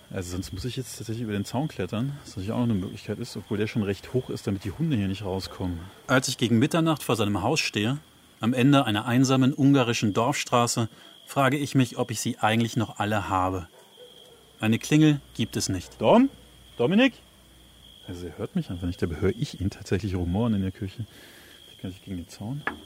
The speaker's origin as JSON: {"language": "German", "region": "a village in southern Germany", "country": "Germany", "tie": "born or raised there", "also_born_or_lived": "Berlin", "moved": "yes", "said": "Ein Haufen junger Männer auf einem Dorf in Süddeutschland"}